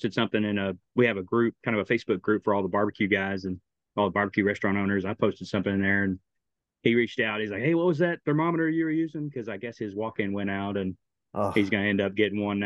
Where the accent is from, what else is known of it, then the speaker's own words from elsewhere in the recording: Carrollton, Texas, United States; also born or lived in Germany / Bosnia; Carrollton area